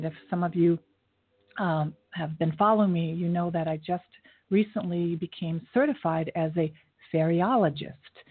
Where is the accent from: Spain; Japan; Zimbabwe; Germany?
Japan; now in New York City, United States; I was born in Japan